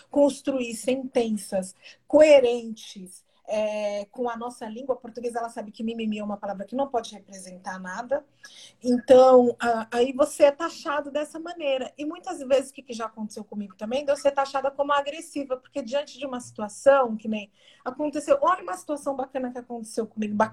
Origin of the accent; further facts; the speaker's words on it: Brazil; eu também não sou vista como branco porque eu sou brasileiro